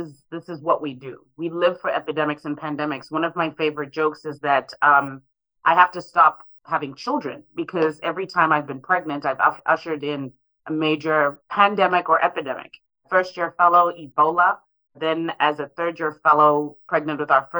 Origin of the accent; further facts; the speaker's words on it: Harare, Zimbabwe; now in St. Louis, United States; I was one of those children growing up in Harare